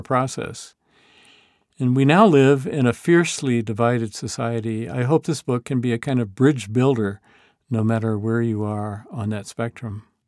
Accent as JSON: {"language": "English", "region": "the American South", "country": "United States", "tie": "born or raised there", "said": "I grew up immersed in Southern fundamentalism"}